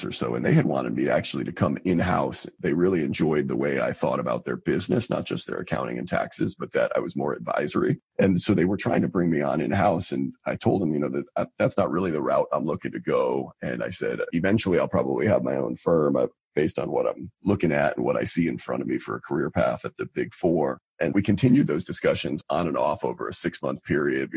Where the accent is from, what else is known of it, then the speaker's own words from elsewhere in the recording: Albany, New York, United States; moved away as an adult; also born or lived in Boston, Massachusetts; now in Charlotte, United States; I'm originally from Albany, New York